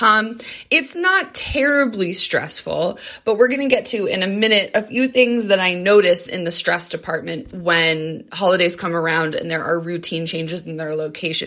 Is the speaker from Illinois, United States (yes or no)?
no; Colorado, United States; both my husband and I are born and raised in Colorado.